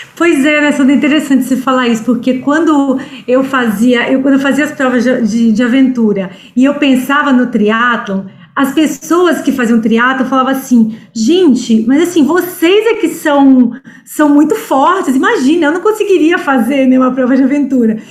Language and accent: Portuguese; Espírito Santo, Brazil; moved away as an adult; now in São Paulo, Brazil; eu sou capixaba, né? A, a, a, minha família toda mora lá, né? Pai, mãe, irmãos. Mas eu já estou em São Paulo há 25 anos.